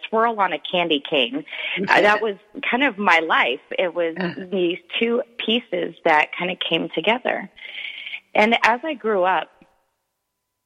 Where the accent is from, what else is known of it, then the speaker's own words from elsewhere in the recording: East Coast, United States; I was born on the East Coast